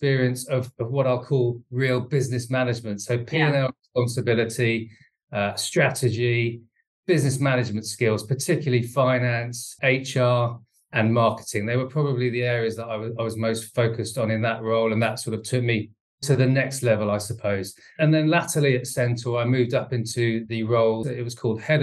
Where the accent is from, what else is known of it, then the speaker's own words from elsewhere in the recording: Bedford, East of England, United Kingdom; I was born in Bedford, went to school there